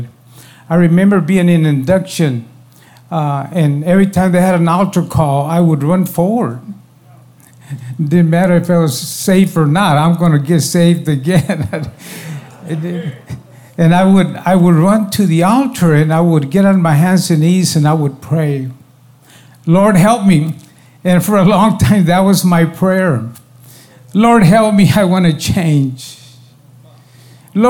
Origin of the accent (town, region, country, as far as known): Texas, United States; born or raised there